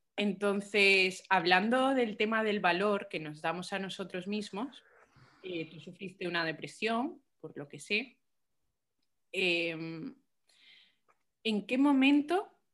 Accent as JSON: {"language": "Spanish", "region": "Galicia", "country": "Spain", "tie": "born or raised there", "also_born_or_lived": "Colombia", "said": "yo soy colombiana, ¿vale? Yo me he criado en Galicia y en, Galicia, digo, me he criado en Galicia, pero he nacido en Colombia. Entonces, hasta los cinco años yo estuve allí"}